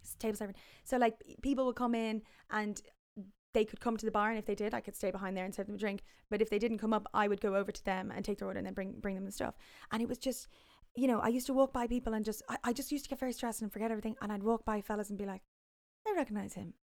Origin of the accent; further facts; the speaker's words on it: Ireland; moved away; also born or lived in London; growing up in Ireland